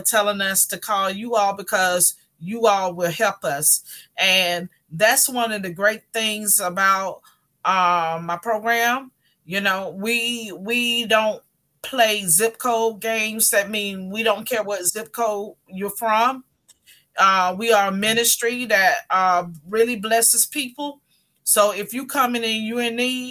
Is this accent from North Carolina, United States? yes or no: yes; North Carolina, United States; moved away as an adult; now in Miami, United States; originally I am from North Carolina. Born and raised. I moved to Miami probably like maybe 30 years ago